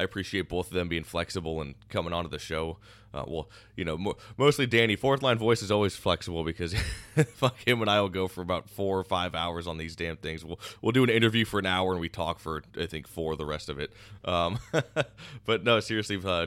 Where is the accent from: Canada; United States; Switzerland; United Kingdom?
United States; growing up in the Quad Cities